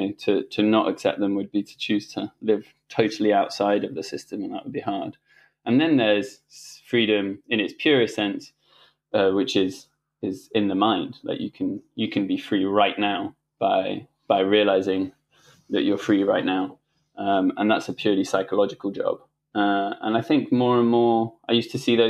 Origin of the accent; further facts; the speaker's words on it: France; I grew up in school in France.